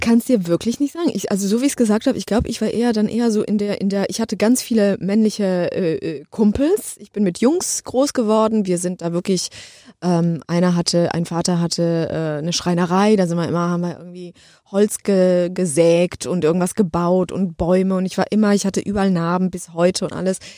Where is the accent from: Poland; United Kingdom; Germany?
Poland; moved away; Ich komme aus Polen